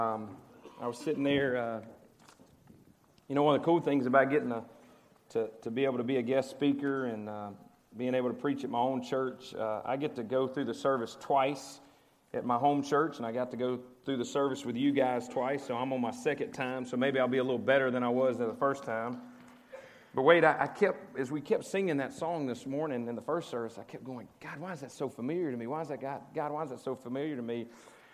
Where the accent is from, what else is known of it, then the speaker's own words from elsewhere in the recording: Cleveland, Mississippi, United States; now in Oxford, United States; I grew up in Cleveland. I'm a Delta boy